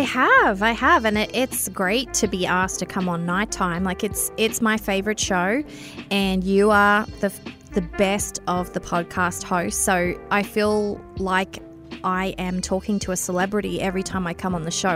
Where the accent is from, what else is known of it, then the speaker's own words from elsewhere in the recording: Australia; accent: Australian; moved away as an adult; now in Canada; I have an Australian accent. I'm originally from Australia, but I've been here in Canada for eleven years.